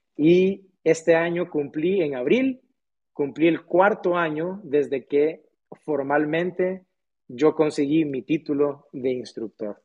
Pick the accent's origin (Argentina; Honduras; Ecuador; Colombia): Honduras; Tegucigalpa, Francisco Morazán; Aquí nací, nací en Honduras eh, hace unos cuantos años atrás. Em, yo, la verdad que yo siempre fui muy afortunado en el sentido de que yo tuve acceso a ir a la escuela, entonces yo pude ir a una muy buena escuela, hice mi primaria, mi secundaria en un colegio muy, muy bueno de aquí de Tegucigalpa